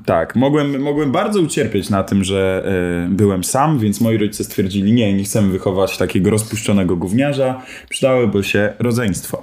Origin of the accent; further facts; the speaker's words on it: Piastów, Masovian Voivodeship, Poland; ja się wychowywałem w Piastowie pod Warszawą. Chodziłem tam e, do przedszkola, do podstawówki